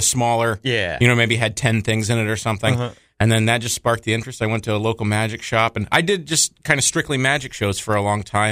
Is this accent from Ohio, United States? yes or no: yes; Dayton, Ohio, United States; I'm from Dayton, Ohio